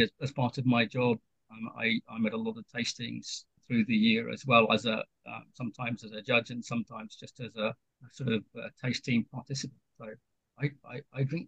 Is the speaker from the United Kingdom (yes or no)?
yes; United Kingdom; moved away as an adult; now in Kyoto Prefecture, Japan; I'm British